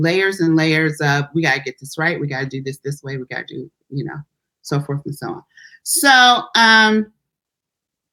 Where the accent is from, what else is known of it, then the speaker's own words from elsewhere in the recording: Detroit, Michigan, United States; also born or lived in Texas; I was born in Texas. We moved to Detroit when I was 2 years old